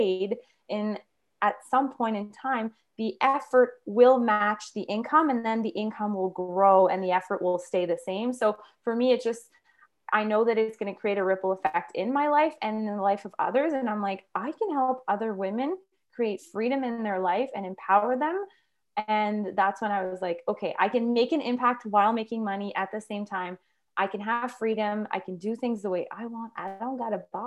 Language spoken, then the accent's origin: English; Quebec, Canada; now in Northern Alberta, Canada; we live in Northern Alberta, and I'm actually from Quebec